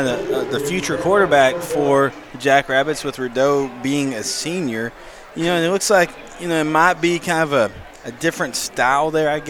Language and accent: English; Paris, Texas, United States; I'm from Paris, so I know the program there.